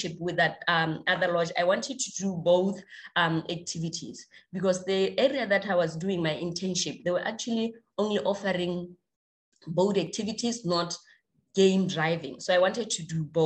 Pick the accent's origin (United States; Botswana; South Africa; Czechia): Botswana; Gumare, North-West District; I was born in a village called Gumare